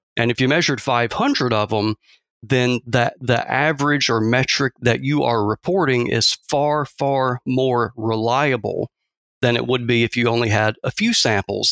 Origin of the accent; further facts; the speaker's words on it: Athens, Georgia, United States; moved away as an adult; also born or lived in South Texas; now in Mississippi, United States; born and raised in Georgia, or, uh, around Athens, Georgia